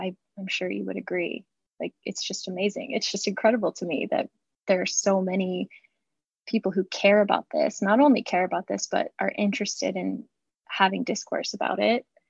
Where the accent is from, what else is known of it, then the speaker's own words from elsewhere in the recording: St. Augustine, Florida, United States; I grew up in St. Augustine, Florida